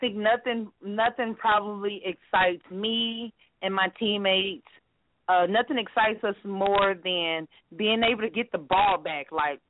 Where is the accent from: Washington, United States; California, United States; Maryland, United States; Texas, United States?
Texas, United States; Dallas; now in Irving, United States; I'm from Dallas, Texas, currently in Irving, Texas